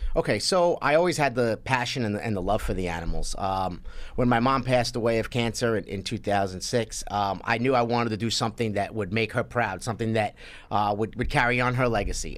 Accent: New York City, New York, United States; I grew up in Sheepshead Bay, Brooklyn

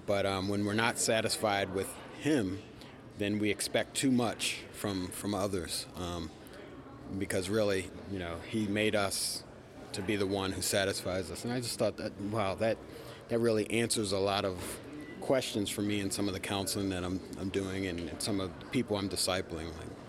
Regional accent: Silver Spring, Maryland, United States; From Silver Spring, Maryland.

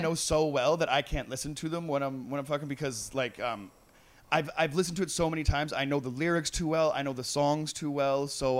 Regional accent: Long Beach, California, United States; I'm from East Side Trail BC and shit.

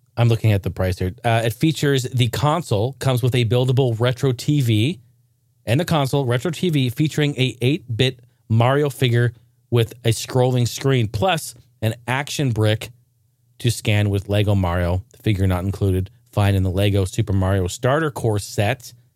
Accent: Clackamas, Oregon, United States; This drugstore where I was raised in Clackamas, Oregon, called Payless

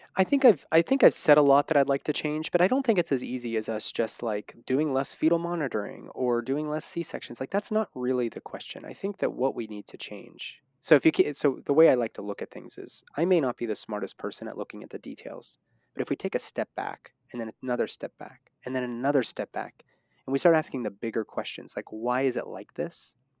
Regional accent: Pittsburgh, Pennsylvania, United States; that's my hometown.

